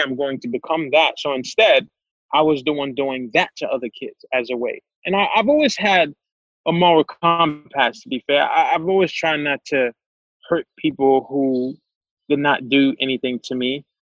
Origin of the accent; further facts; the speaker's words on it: New York City, New York, United States; also born or lived in Haiti; I grew up in Crown Heights